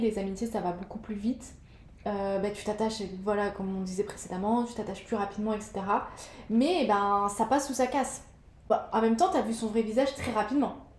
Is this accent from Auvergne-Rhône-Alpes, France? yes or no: no; Nice, Provence-Alpes-Côte d'Azur, France; moved away as an adult; now in Dubai, United Arab Emirates; je suis de Nice